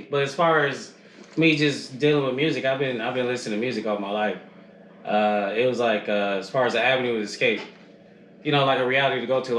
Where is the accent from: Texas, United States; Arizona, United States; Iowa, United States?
Arizona, United States; Phoenix; also born or lived in Tucson, Arizona; I grew up in Phoenix, I was born in Tucson University.